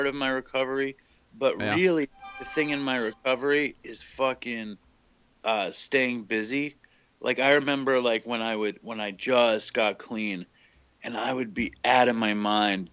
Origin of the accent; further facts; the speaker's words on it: New York City, New York, United States; also born or lived in Suffolk County, New York; I grew up in New York City. I am a quintessential middle class Jewish New York City guy